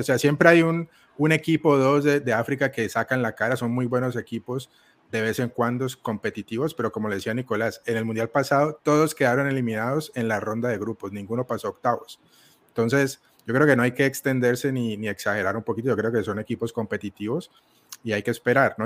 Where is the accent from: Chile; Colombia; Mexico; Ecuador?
Colombia; yo siendo colombiano